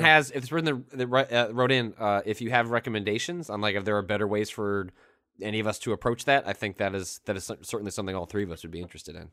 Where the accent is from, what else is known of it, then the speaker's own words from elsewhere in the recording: Northwest suburbs of Chicago, Illinois, United States; moved away as an adult; also born or lived in San Francisco; the Daily Herald, which is the Northwest suburbs uh, of Chicago local paper